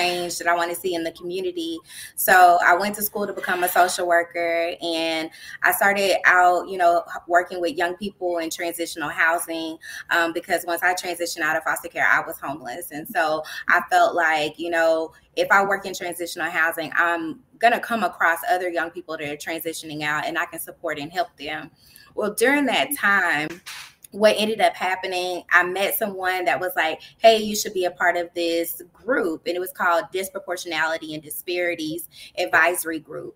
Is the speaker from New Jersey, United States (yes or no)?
no; Dallas, Texas, United States; I'm originally from Dallas, Texas